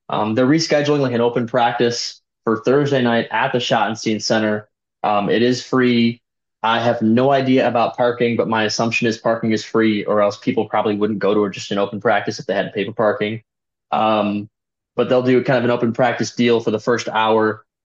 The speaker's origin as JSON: {"language": "English", "region": "Maryland", "country": "United States", "said": "People forget, but I am from Maryland."}